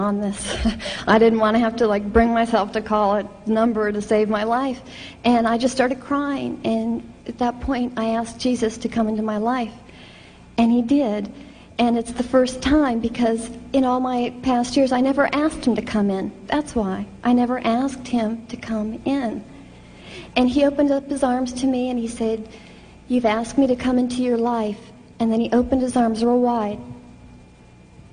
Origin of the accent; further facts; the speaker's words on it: Fort Lauderdale, Florida, United States; I'm from Fort Lauderdale